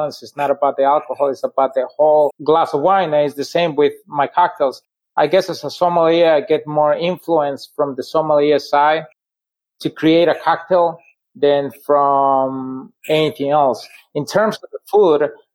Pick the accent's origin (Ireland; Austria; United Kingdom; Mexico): Mexico; Puebla; now in Dearborn, United States; I'm from Puebla